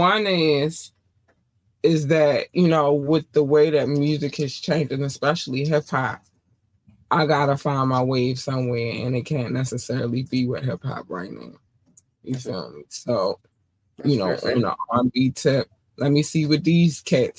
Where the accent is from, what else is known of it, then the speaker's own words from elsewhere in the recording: North Carolina, United States; moved away; also born or lived in Baltimore, Maryland; I was born in North Carolina, and in North Carolina, we had one black station and all the rest of them was everything else. And then we moved to Baltimore, and then I had all the black stations